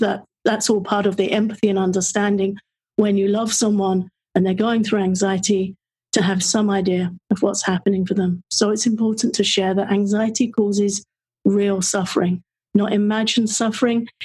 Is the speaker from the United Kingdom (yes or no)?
yes; England, United Kingdom; being of an English birth in England